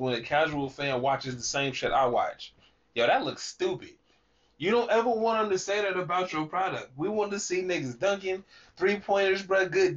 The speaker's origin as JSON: {"language": "English", "town": "Sacramento", "region": "California", "country": "United States", "said": "I'm from Sacramento"}